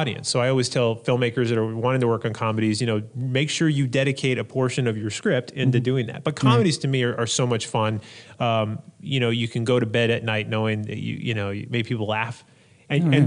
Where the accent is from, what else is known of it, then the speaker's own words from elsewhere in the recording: United States; I'm an American